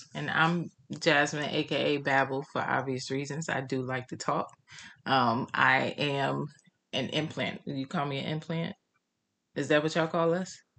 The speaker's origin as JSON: {"language": "English", "region": "North Carolina", "country": "United States", "tie": "born or raised there", "moved": "as an adult", "lives_now": "Washington D.C. area, United States", "said": "born and raised in North Carolina"}